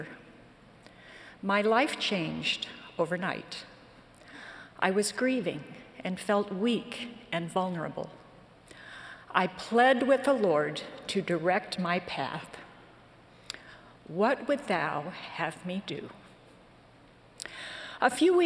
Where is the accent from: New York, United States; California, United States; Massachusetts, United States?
New York, United States; Western; I grew up in Western New York and attended a small branch of the church about 20 miles from our home